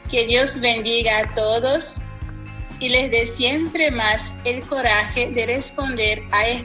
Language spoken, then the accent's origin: Spanish; Brazil; now in Paraguay; religiosa de la congregación Cenáculo de la Caridad. Soy brasileña y actualmente tengo la inmensa alegría de compartir mi vida como misionera en Paraguay.